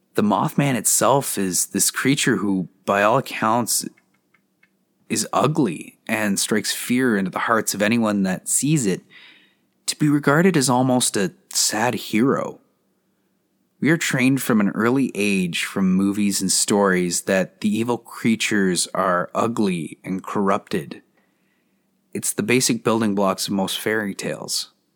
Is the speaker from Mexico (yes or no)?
no; Canada; As a Canadian with maple syrup running through my veins